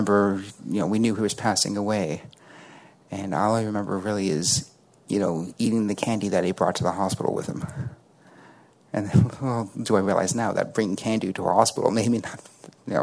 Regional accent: Toronto, Ontario, Canada; I'm from Toronto, Canada

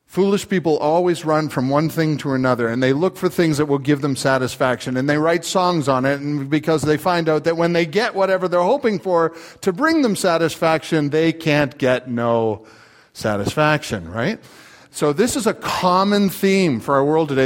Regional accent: Canada; now in United States; I'm Canadian

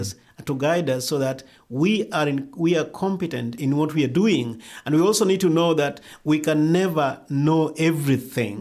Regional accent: Kenya; also born or lived in Rift Valley, Kenya / India / Nairobi, Kenya; I grew up in Kadawa village that is, uh, in western Kenya

